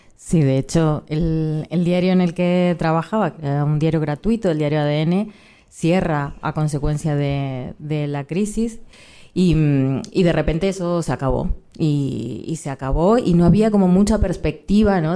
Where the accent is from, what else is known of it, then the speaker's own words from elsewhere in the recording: Argentina; moved away as an adult; now in Spain; Soy argentina